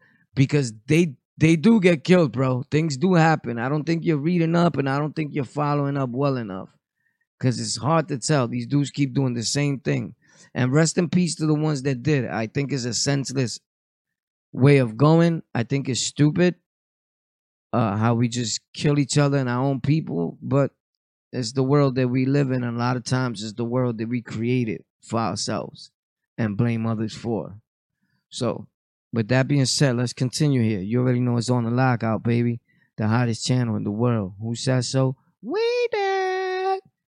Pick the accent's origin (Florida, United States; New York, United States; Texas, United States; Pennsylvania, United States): New York, United States; Bushwick; I grew up in Bushwick.